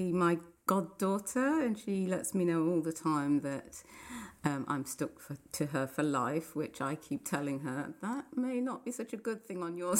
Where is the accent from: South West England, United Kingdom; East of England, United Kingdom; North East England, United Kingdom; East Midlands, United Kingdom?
East Midlands, United Kingdom; Nottingham; now in London, United Kingdom; I'm originally from Nottingham, born and bred there. I grew up in a Christian family, brethren family in the brethren church